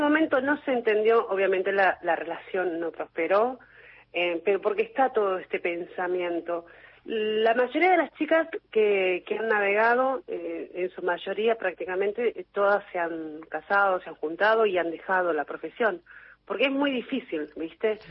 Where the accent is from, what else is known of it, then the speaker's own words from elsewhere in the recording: Puerto Madryn, Chubut, Argentina; moved away as an adult; also born or lived in Trelew; now in Mar del Plata, Argentina; yo soy de Puerto Madryn. En realidad nací en Trelew, me crié en Puerto Madryn, en Chubut